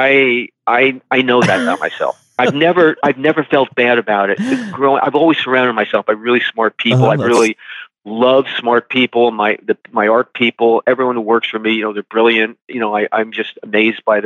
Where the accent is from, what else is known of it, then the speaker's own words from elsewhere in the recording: New Jersey, United States; I'm from New Jersey. I used to go to Atlantic City